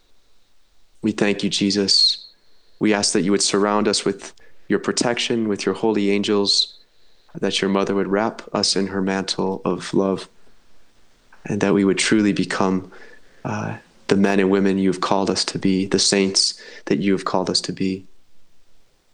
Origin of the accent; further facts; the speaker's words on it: Manhattan, Illinois, United States; moved away as an adult; also born or lived in New York; now in Bradford, United Kingdom; I'm from a small village outside of Chicago, a town called Manhattan, Illinois